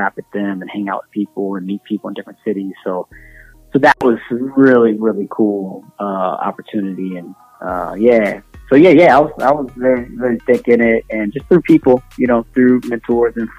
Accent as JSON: {"language": "English", "region": "Indiana", "country": "United States", "said": "I'm from Indiana."}